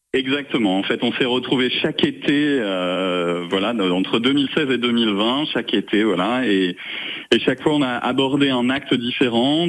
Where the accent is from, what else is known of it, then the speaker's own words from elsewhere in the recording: Saint-Maurice-de-Ventalon, Occitania, France; moved away as an adult; also born or lived in Lausanne, Switzerland; dans le petit village Saint-Maurice-de-Ventalon qui est euh, vers le pont de Montvert dans le sud de la, Lozère. Euh, voilà, bah, moi c'est là où j'ai grandi